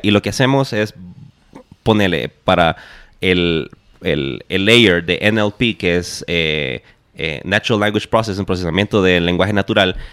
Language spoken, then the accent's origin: Spanish; Honduras; moved away as an adult; now in Guatemala; yo soy de Honduras